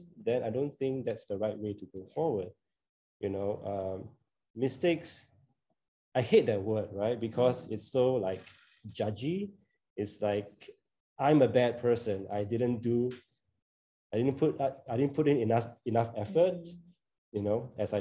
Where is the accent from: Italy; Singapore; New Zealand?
Singapore; I grew up in Singapore